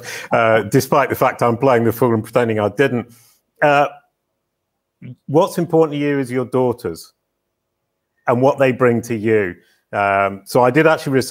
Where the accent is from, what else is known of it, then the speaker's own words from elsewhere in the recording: United Kingdom; I'm incredibly British